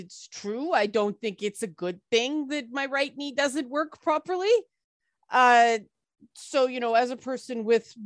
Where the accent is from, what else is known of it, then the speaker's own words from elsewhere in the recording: Toronto, Ontario, Canada; I grew up in the Jane Finch area of Toronto